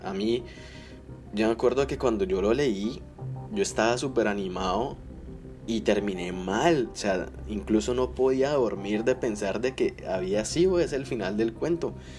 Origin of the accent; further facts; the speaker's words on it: Colombia; now in United States; soy de Colombia, pero vivo en Estados Unidos